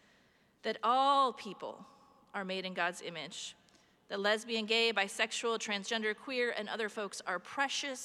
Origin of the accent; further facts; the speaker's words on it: Iowa, United States; my home state of Iowa